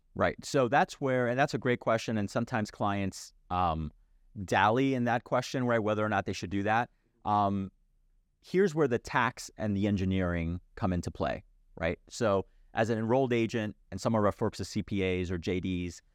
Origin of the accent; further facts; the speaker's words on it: New Jersey, United States; my home state of New Jersey